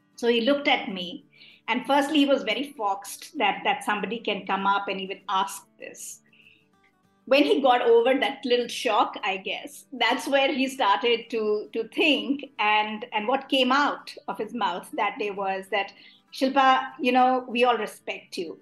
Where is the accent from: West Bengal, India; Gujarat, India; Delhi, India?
Delhi, India; I am someone who was born and brought up in Delhi